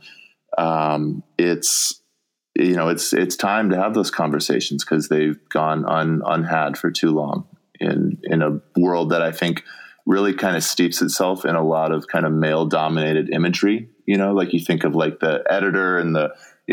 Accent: Colorado, United States; moved away as an adult; also born or lived in New York; now in Minnesota, United States; I'm from Colorado. Right. And so like, we know how to like downhill ski, like I've done that all my life

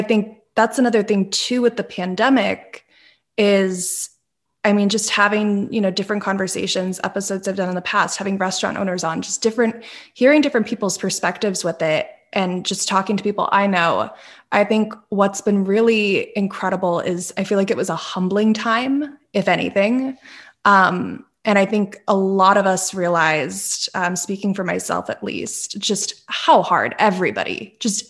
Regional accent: Northeastern Pennsylvania, United States; I grew up in Northeastern Pennsylvania

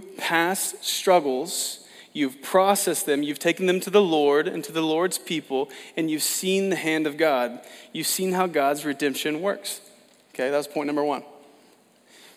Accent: Oklahoma, United States; I'm from Oklahoma

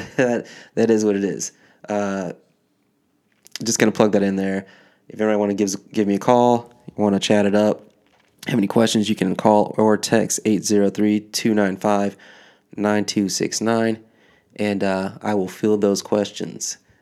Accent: Michigan, United States; now in New Jersey, United States; I grew up in Michigan

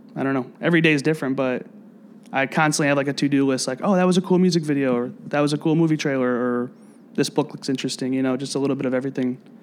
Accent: South Bend, Indiana, United States; moved away as an adult; also born or lived in Ecuador; now in Chicago, United States; I'm originally from Northern Indiana, so like an hour and a half away from here

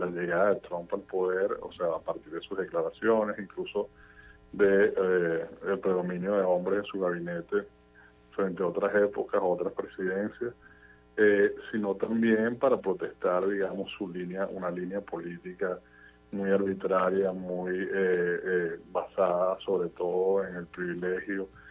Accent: Venezuela; now in United States; viniendo de un país polarizado como Venezuela, donde, de donde vengo yo

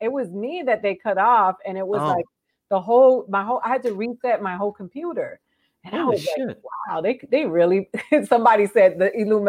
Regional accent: Florida, United States; now in Los Angeles, United States; I'm from Florida, where a fruit bat is a delicacy.

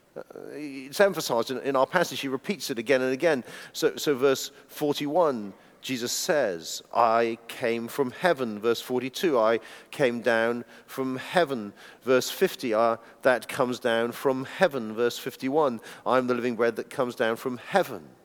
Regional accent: United Kingdom; being British people

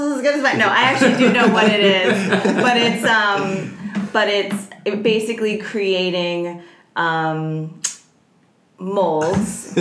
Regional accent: Chatham, New Jersey, United States; also born or lived in Summit, New Jersey; I grew up in a town called Chatham, and I was born in a town called Summit, which is right next door

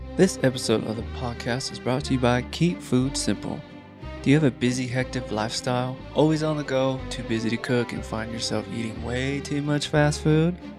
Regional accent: Apple Valley, California, United States; also born or lived in Hesperia, California / Victorville, California; now in Utah, United States; I grew up in Esperia, Victorville, Apple Valley.

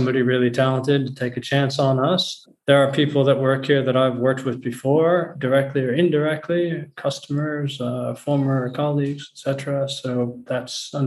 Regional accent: just outside Chicago, Illinois, United States; moved away as an adult; also born or lived in Geneva / London; now in Amsterdam, Netherlands; I was born in the US, actually, in just outside Chicago.

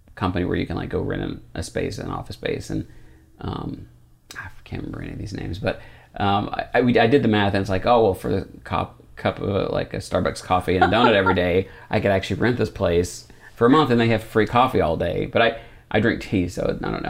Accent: United States; We grew up in a really not, um, accepting part of, of America

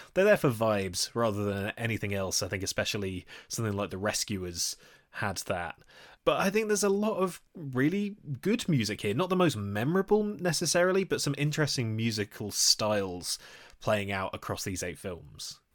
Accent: Nottingham, East Midlands, United Kingdom; my hometown

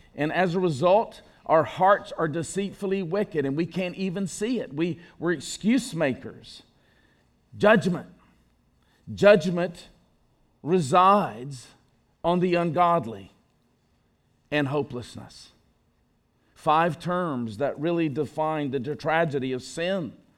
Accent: Enterprise, Alabama, United States; my hometown. You laugh. Of Enterprise, Alabama

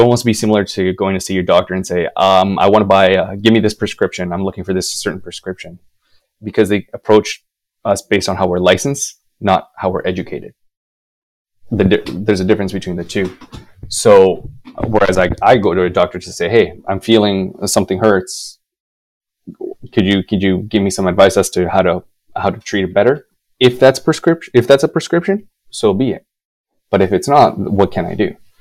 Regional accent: Winnipeg, Manitoba, Canada; moved away; my hometown of Winnipeg

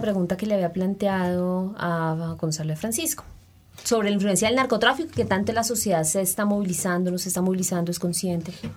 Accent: Colombia; como colombianos

